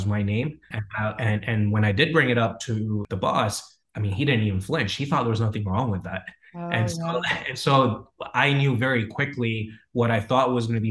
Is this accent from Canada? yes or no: yes; Canada; moved away as an adult; also born or lived in Frankfurt, Germany; now in United States; I grew up in Germany, in Frankfurt. My parents before that, they had immigrated from Punjab, which is northern part of India. Dad immigrated to Germany in the mid to late 70s. And so I lived there until I was about 7 or 8. And when around that time, we had immigrated to Canada, where I spent majority of my childhood.